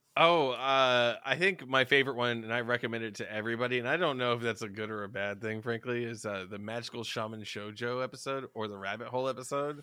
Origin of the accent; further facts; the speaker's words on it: the South, United States; we're both from the South